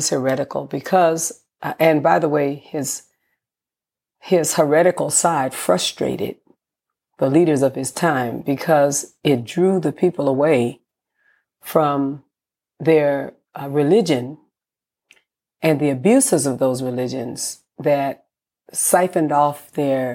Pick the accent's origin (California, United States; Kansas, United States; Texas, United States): California, United States; San Francisco; born in San Francisco, California